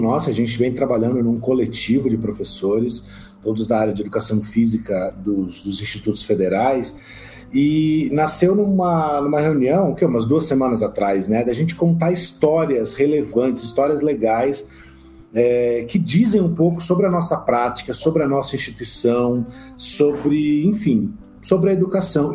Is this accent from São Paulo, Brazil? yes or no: yes; São Paulo, Brazil; moved away as an adult; now in Vilhena, Brazil; eu sou de São Paulo e sou professor em Rondônia